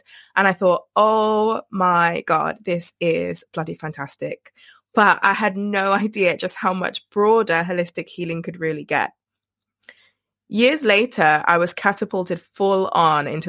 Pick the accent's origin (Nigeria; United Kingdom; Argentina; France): United Kingdom; as a British woman